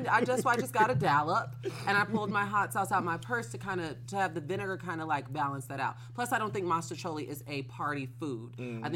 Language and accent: English; Chicago suburbs, Illinois, United States; I'm from the burbs.